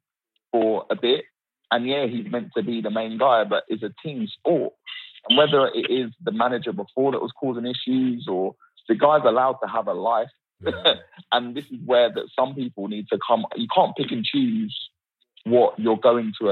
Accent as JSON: {"language": "English", "country": "United Kingdom", "said": "I'm British through and through"}